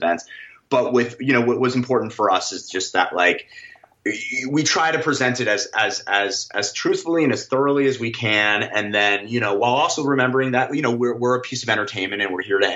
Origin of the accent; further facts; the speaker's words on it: New York City, New York, United States; I grew up in New York City